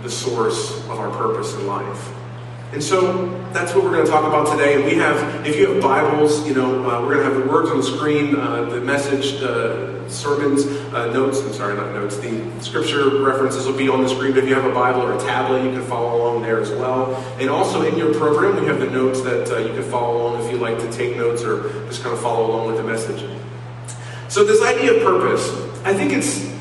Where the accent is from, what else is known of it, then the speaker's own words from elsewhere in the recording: Silver Spring, Maryland, United States; moved away as an adult; also born or lived in Cincinnati, Ohio; we moved to Maryland, and where I grew up in the Silver Spring area